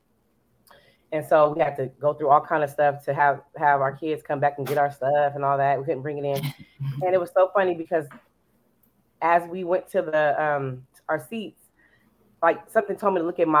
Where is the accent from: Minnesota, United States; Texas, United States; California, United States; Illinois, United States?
California, United States; now in Dallas, United States; I'm from California, but then I came back to Dallas.